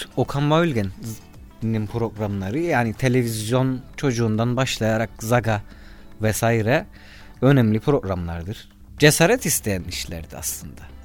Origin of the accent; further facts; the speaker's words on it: Cyprus; Kıbrıslı Akdeniz insanıyız